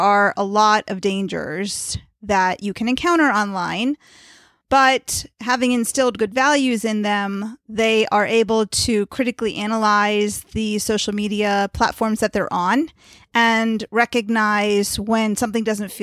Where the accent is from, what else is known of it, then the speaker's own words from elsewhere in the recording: Potomac, Maryland, United States; I'm from Potomac, Maryland.